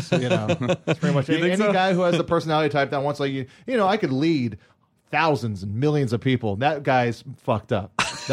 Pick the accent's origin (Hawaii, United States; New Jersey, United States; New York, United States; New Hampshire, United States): Hawaii, United States; I mean, I grew up in Hawaii on Oahu, and Hawaii has a lot of resentment towards just becoming a state